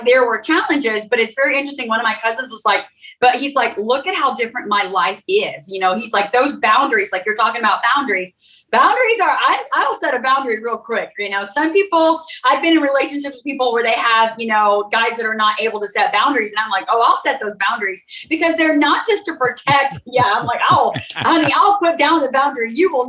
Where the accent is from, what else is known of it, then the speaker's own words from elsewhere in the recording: Oklahoma, United States; also born or lived in Texas; So the beginning, I grew up in Oklahoma, Texas area, military family, traveling.